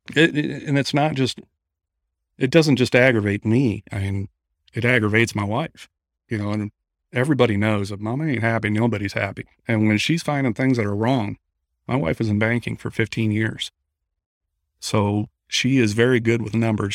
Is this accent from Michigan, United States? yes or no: yes; Midland, Michigan, United States; moved away as an adult; now in Gulf Shores, United States; originally I'm from Midland, Michigan, but moved down to Gulf Shores, Alabama, about five years ago